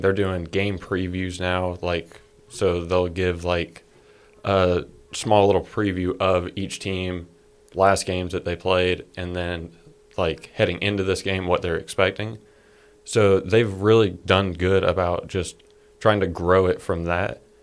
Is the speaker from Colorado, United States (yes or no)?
no; Georgia, United States; we're from Georgia